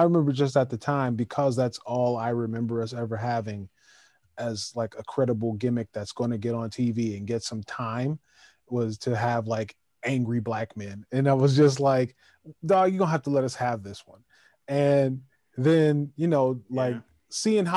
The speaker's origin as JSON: {"language": "English", "town": "Calgary", "region": "Alberta", "country": "Canada", "said": "I'm from Calgary. Alberta, Canada."}